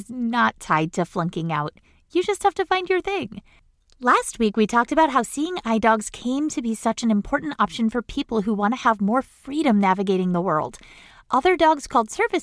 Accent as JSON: {"language": "English", "region": "Maine", "country": "United States", "tie": "born or raised there", "said": "The State Farm Arson Detection School is in my home state of Maine"}